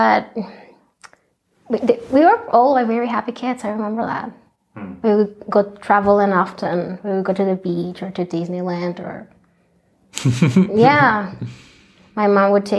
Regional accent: Culiacán, Sinaloa, Mexico; moved away as an adult; also born or lived in Roeselare, Belgium; now in Guadalajara, Mexico; So we came back to Culiacan, which is where we used to live, which is, in the state of Sinaloa, up in the north

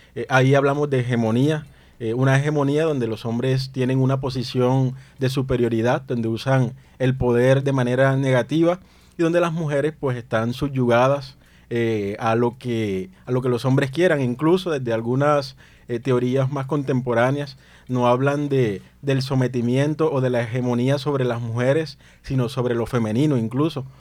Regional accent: Plato, Magdalena, Colombia; los hombres de Plato Magdalena, donde yo nací, eh, crecemos escuchando

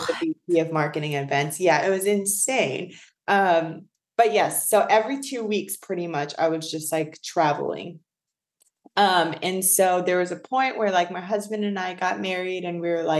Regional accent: New Jersey, United States; moved away as an adult; also born or lived in New York City / Los Angeles; now in Atlanta, United States; I'm born and raised in Jersey, and I have lived in New York City for almost 10 years.

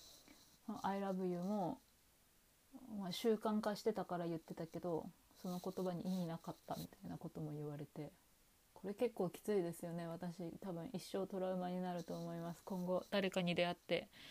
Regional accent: Japan; also born or lived in Australia / New Zealand; 私は日本人で

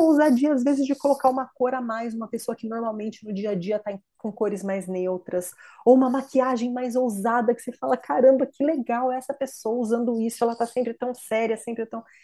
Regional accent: Ibirá, São Paulo, Brazil; moved away as an adult; now in United States; eu sou de uma cidade do interior de São Paulo, Ibirá, e uma cidade pequena

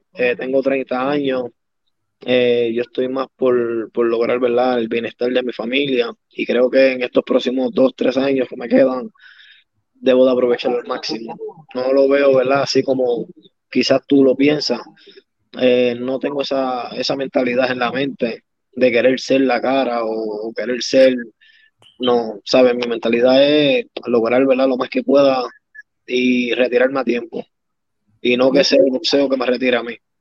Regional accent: Fajardo, Puerto Rico; yo soy el orgullo de Maternillo

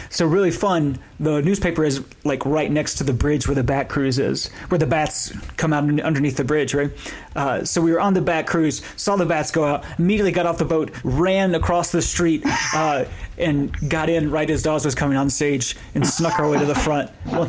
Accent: Western North Carolina, United States; I grew up in Western North Carolina, in rural North Carolina

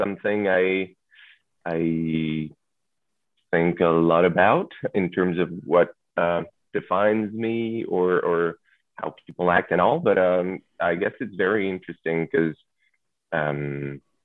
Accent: Toulon, Provence-Alpes-Côte d'Azur, France; moved away as an adult; now in Paris, France; I was born and raised in Toulon

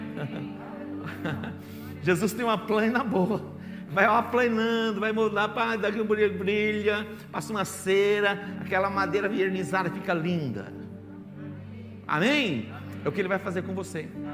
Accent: Barbacena, Minas Gerais, Brazil; quando eu era criança, lá em Barbacena, pequenininho

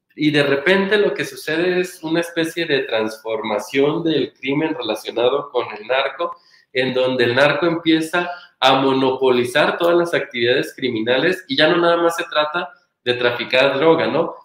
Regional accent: Michoacán, Mexico; moved away; yo cargaba con un pequeño estigma por ser michoacana

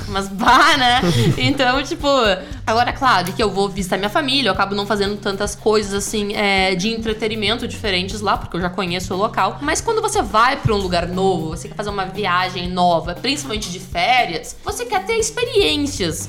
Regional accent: Rio Grande do Sul, Brazil; eu sou do Rio Grande do Sul

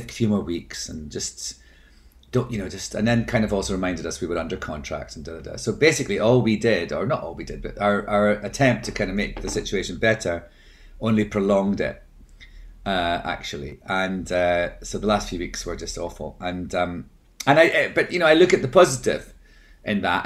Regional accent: Scotland, United Kingdom; I'm Scottish

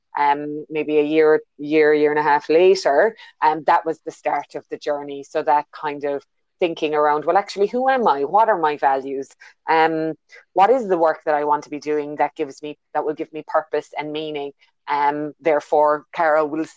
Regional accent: Ireland; moved away as an adult; now in New Zealand; you can hear by my accent, I'm not originally a New Zealander. I was born in Ireland and I've been in New Zealand just over 10 years ago now

